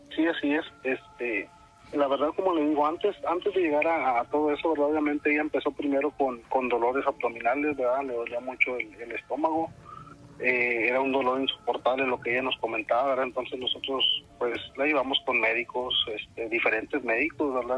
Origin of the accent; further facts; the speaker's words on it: Tamaulipas, Mexico; aquí donde yo soy, De Tamaulipas